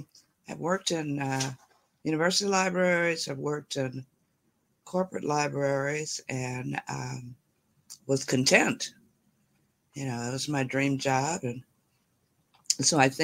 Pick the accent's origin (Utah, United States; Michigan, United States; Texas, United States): Michigan, United States; Detroit; I'm from Detroit, and I'm a little bit outside of the city right now